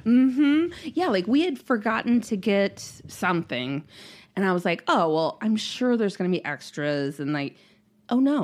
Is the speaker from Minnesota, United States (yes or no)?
yes; Minnesota, United States; I'm too Minnesotan